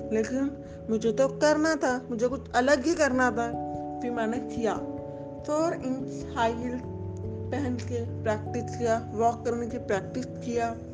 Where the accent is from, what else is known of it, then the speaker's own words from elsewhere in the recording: Muzaffarnagar, Uttar Pradesh, India; मैं मुजफ्फरनगर से बिलोंग करती हूँ